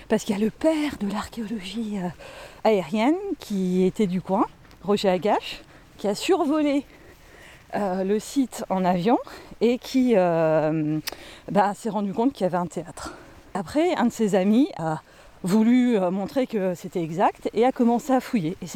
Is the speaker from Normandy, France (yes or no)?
no; Hauts-de-France, France; les théâtres antiques dans le nord de la Gaule, donc chez nous en Picardie, ils sont pas faits comme à Orange dans le sud.